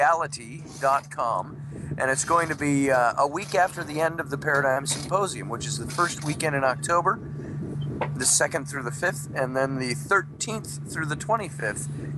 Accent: Minnesota, United States; I grew up in Minnesota

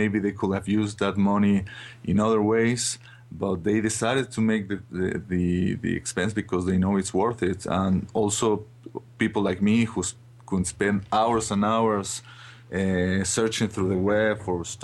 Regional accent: Mexico; I'm from Mexico

